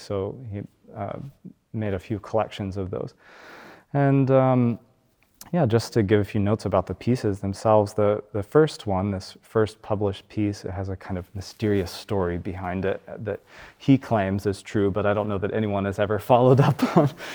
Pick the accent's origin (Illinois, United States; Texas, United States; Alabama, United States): Alabama, United States; where I grew up in Alabama